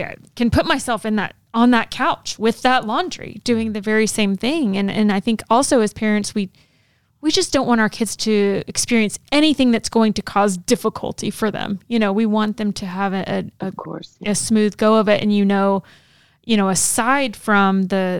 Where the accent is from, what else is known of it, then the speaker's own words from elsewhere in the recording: Texas, United States; I grew up in Texas